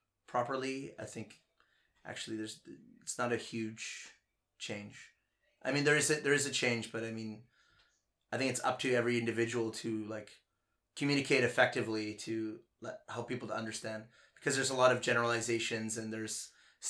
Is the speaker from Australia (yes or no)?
no; Charlottetown, Prince Edward Island, Canada; moved away as an adult; also born or lived in New York / Toronto; now in Ningbo, China; I'm from Charlottetown, Prince Edward Island, Canada